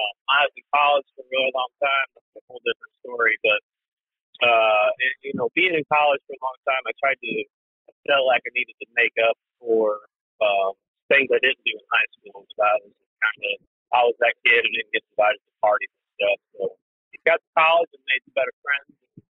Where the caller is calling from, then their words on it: Macomb, Illinois, United States; I'm calling from Macomb, Illinois. So I'm not terribly far from you guys. I live, you know, where Western Illinois University is at.